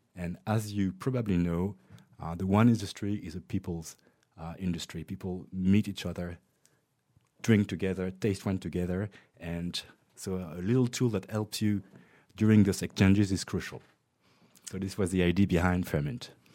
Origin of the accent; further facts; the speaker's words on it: France; also born or lived in Montreal, Canada; I was born in Montreal, Canada. Uh, I was raised and educated in France